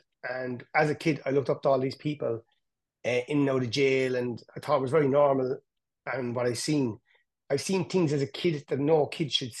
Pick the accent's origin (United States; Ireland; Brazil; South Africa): Ireland; Cork, Munster; where I grew up in Hollyville